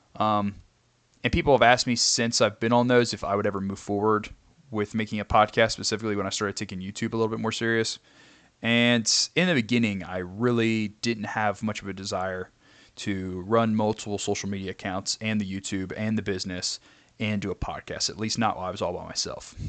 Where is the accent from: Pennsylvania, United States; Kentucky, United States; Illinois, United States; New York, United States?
Kentucky, United States; I am from Kentucky.